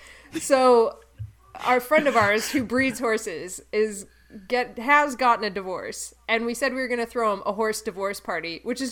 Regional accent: Canada; accent: Canadian; my southern accent is too Canadian to be southern.

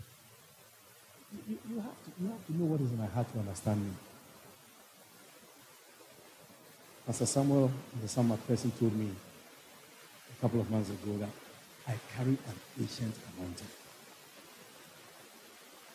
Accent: Netherlands; now in Ghana; I grew up in Holland

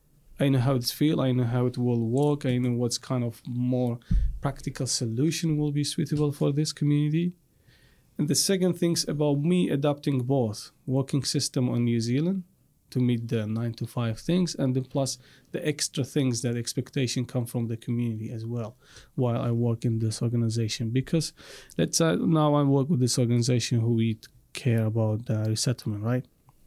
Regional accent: Iraq; moved away; And I, by the way, I come from Iraq. And from Iraq also I'm from Assyrian community.

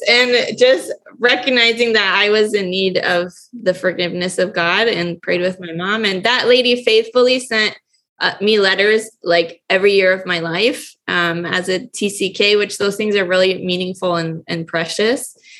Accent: Quito, Pichincha, Ecuador; Mark grew up in Argentina and I grew up in Quito, Ecuador.

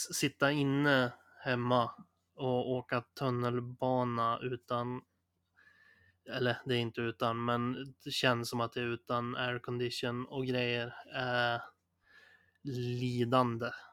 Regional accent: Sundsvall, Västernorrland County, Sweden; vi kommer ju från Sundsvall

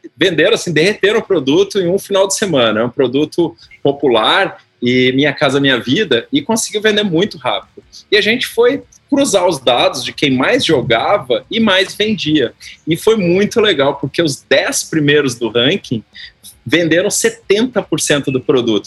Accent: Porto Alegre, Rio Grande do Sul, Brazil; eu tinha 12 anos de idade, sou gaúcho, né, conterrâneo aí, lá de Porto Alegre

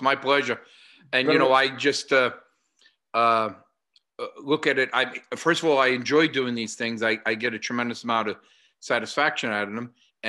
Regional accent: United States; Growing up in America, and as I'm sure all around the world, young boys learned to do some fighting or boxing with their father.

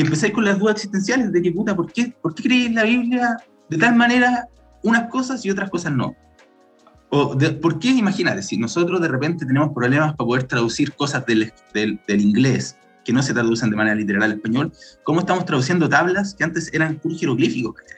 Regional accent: Santiago, Santiago Metropolitan Region, Chile; soy de Santiago, siempre he sido acá

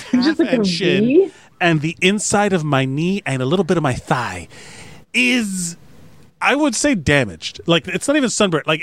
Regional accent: Miami, Florida, United States; I'm born and raised in Miami

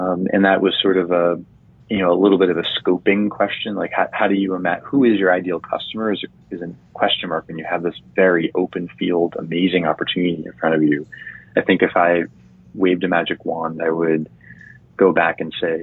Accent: Chelsea, Massachusetts, United States; growing up in Chelsea, Massachusetts, which is right outside of Boston

